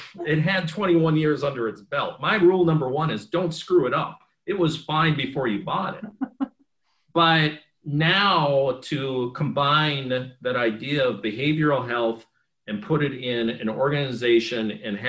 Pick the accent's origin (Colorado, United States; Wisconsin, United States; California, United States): Wisconsin, United States; Superior; moved away as an adult; I'm a kid from Superior, Wisconsin